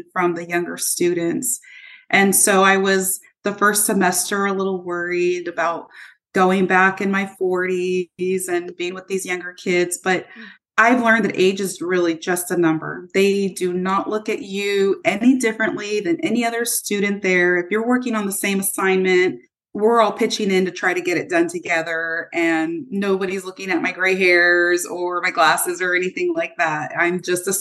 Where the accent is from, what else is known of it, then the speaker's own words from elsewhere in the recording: Modesto, California, United States; also born or lived in Turlock; I grew up in Modesto